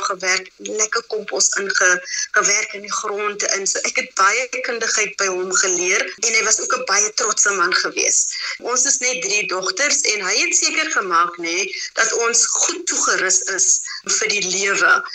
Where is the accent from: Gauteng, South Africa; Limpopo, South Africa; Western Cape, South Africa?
Western Cape, South Africa; Abbotsdale; daar wat ek groot geword het in Abbotsdale, 'n um, sendingsdorpie net buitekant Mammesbury